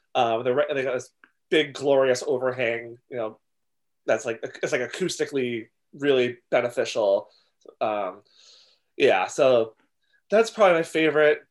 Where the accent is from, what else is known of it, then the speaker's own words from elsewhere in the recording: outside Boston, Massachusetts, United States; just outside of Boston, about um, twenty miles southwest of the the city